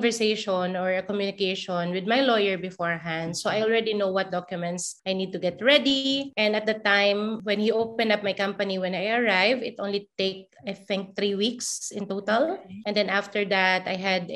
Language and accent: English; Philippines; moved away as an adult; also born or lived in New Zealand; now in Montenegro; my home country, Philippines